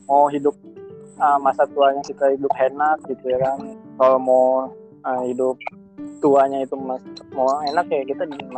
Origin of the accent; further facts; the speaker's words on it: Palembang, South Sumatra, Indonesia; now in Jakarta, Indonesia; Iya, gue dari Palembang. Palembang.